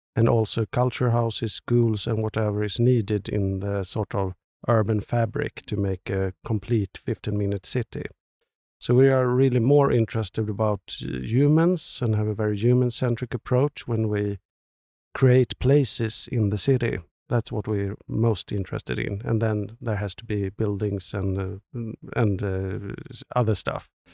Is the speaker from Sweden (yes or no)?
yes; Stockholm, Stockholm County, Sweden; especially maybe Stockholm. It's, it's my hometown.